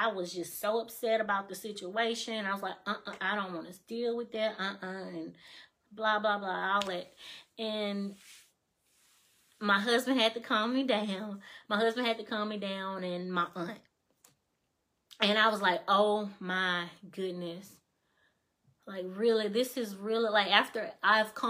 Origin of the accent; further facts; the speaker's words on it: Mississippi, United States; moved away as an adult; now in Alabama, United States; I don't live in Mississippi anymore. I live in Alabama